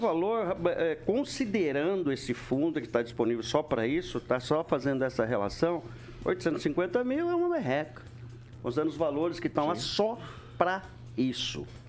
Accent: Brazil; eu sou nascido na Alvorada

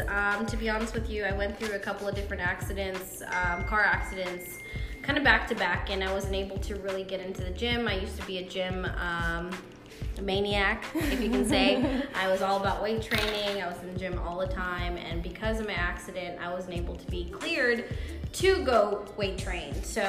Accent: Sri Lanka; English is a second language; also born or lived in Dubai / Toronto; now in Georgia, United States; Yeah, then moved to Toronto. I'm a Canadian citizen, and I moved to Georgia in 06, so I've been all around the world, and I am a Sri Lankan person.

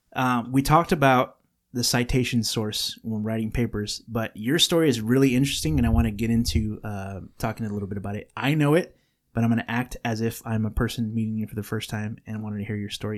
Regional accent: California, United States; we were born in California

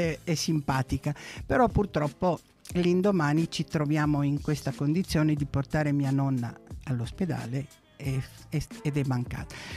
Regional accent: Alexandria, Alexandria Governorate, Egypt; now in Italy; Sono nata ad Alessandria d'Egitto perché i miei genitori sono nati ad Alessandria d'Egitto

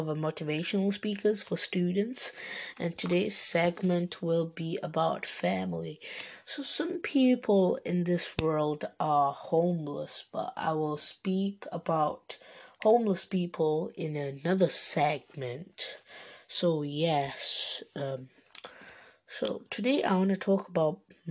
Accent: Bangladesh; So, my nationality is Bengali, I'm Bengali, so I'm Bangladeshi. I am from Bangladesh.

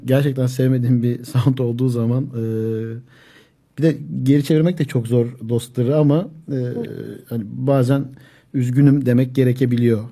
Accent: Zeytinliova, Akhisar, Manisa, Turkey; Ya ben dedim Zeytinli Ovalıyım.

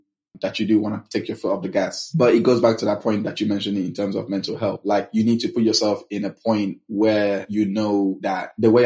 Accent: London, United Kingdom; Then we moved to the UK when I was 11. We grew up in London, West London, Mackillingdon area.

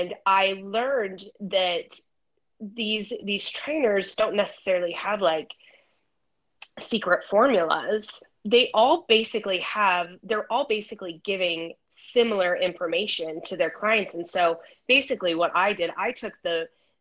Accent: Idaho, United States; now in San Diego, United States; I'm originally from Idaho. I currently reside in San Diego, California right now

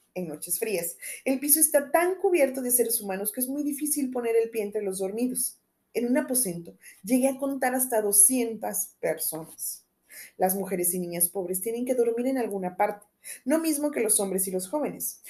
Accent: Mexico; uno como mexicano

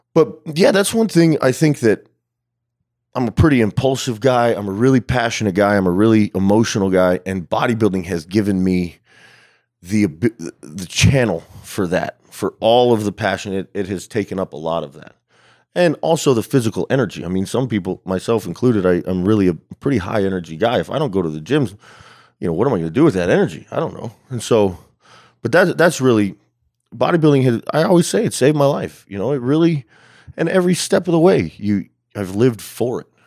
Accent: Albuquerque, New Mexico, United States; also born or lived in El Paso, Texas; I'm actually from West Texas, I was born in El Paso, but, uh, I grew up mostly in New Mexico, yeah, in Albuquerque.

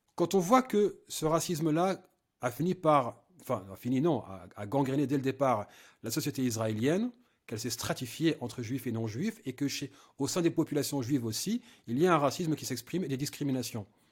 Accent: France; je suis français

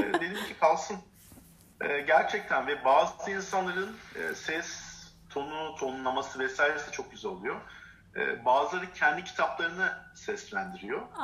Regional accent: Turkey; Biz Türk'üz sonuçta Türk erkeğiz.

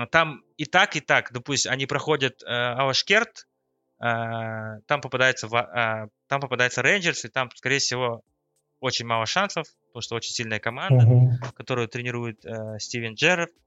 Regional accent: Kazakhstan; Ну, мы любим казахи вперед вагона бежать и надеяться, что мы там будем в группе.

